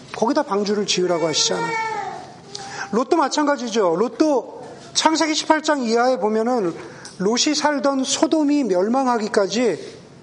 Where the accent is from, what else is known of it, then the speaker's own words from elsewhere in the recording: Southern California, United States; now in Bay Area, United States; 저 같은 우리 서던 캘리포니아 출신들은